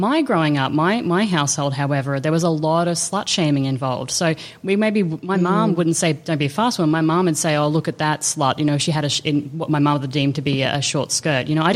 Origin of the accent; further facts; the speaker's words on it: Australia; growing up in Australia